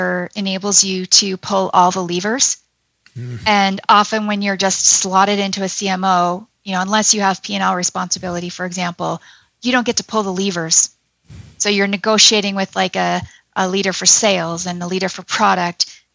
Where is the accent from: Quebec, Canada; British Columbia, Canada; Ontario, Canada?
Ontario, Canada; Toronto; now in Calgary, Canada; my heart is in Alberta, always has been, even though I'm from Toronto